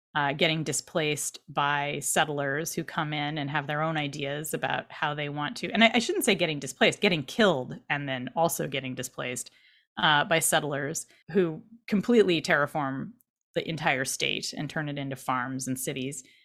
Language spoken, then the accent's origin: English; Irvine, California, United States; I grew up in Orange County in Irvine